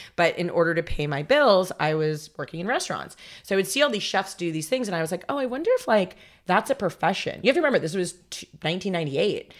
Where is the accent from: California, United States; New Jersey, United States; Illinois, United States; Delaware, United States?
California, United States; Los Angeles; also born or lived in Long Island, New York / Las Vegas, Nevada; from New York we moved here when I was 11 and then so technically I grew up my formidable like teenage years were in Los Angeles